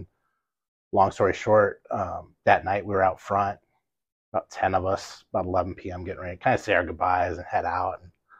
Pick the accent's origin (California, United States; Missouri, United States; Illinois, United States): California, United States; Los Angeles; now in Oswego, United States; South Central LA.